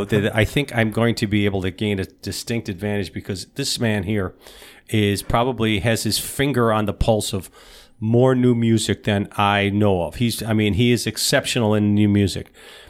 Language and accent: English; Hamburg, New York, United States; moved away; I was back in my hometown of Hamburg, New York for the past couple of weeks.